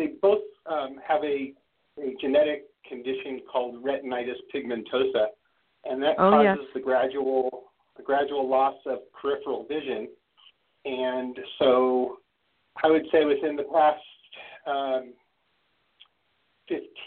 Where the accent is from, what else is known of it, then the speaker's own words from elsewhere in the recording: Los Angeles, California, United States; I'm born and raised in the San Fernando Valley area of Los Angeles